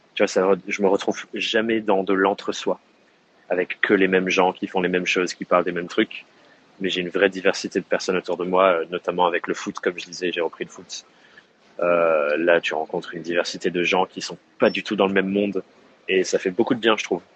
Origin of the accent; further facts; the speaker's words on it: Dordogne, Nouvelle-Aquitaine, France; now in Corrèze, France; j'ai grandi en Dordogne, qui est juste à côté de la Corrèze